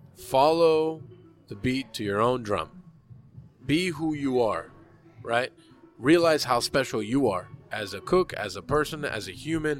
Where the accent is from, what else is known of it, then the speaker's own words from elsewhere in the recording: Hialeah, Florida, United States; I am a 35 year old American Cuban. I was born in Hialeah.